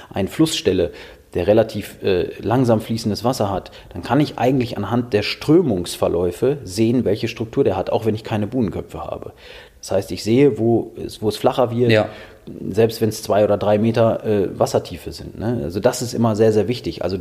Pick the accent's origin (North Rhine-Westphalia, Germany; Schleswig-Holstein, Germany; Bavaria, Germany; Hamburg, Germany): North Rhine-Westphalia, Germany; Minden; Ich komme ja aus Minden und Minden liegt an der Weser